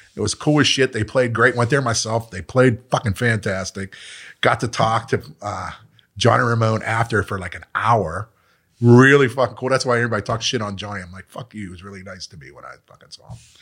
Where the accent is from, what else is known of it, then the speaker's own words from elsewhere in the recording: Pittsburgh, Pennsylvania, United States; I grew up in Mount Washington